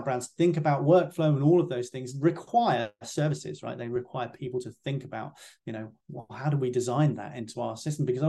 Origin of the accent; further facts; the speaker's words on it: United Kingdom; as a UK guy